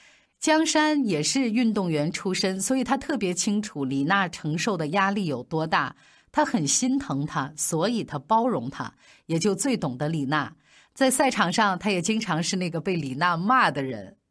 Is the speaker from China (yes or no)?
yes; China; 而最让我们中国人骄傲的是，二零一一年的法网。